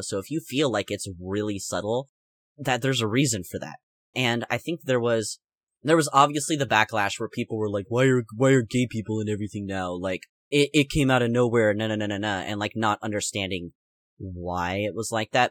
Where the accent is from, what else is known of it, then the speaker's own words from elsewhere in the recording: United States; I'm American